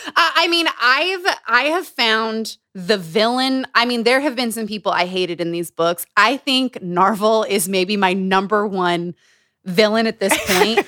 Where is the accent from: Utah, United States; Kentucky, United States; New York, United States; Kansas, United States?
Utah, United States; Growing up in Utah